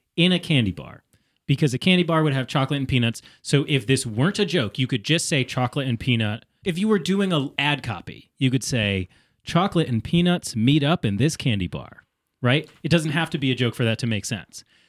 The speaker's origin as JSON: {"language": "English", "region": "Connecticut", "country": "United States", "accent": "Connecticutan", "said": "my Connecticutan accent"}